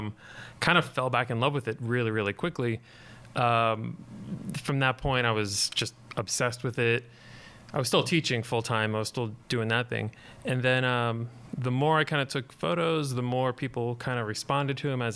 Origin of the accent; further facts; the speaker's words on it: Long Island, New York, United States; moved away as an adult; also born or lived in Southern California; I grew up on Long Island in New York